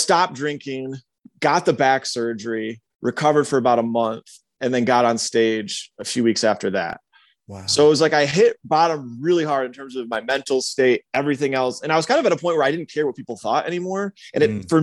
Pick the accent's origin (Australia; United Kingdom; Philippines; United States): United States; Michigan; moved away as an adult; also born or lived in Atlanta / Greenville; Michigan, which was my home state